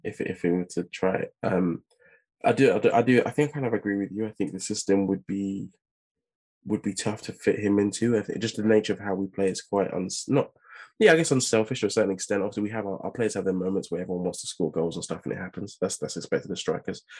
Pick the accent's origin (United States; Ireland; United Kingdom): United Kingdom; England; just as an English